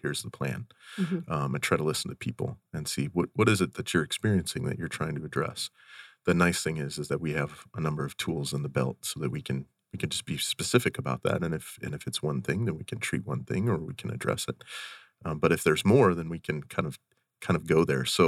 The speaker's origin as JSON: {"language": "English", "region": "Western Montana", "country": "United States", "tie": "born or raised there", "said": "as a kid, growing up in Western Montana"}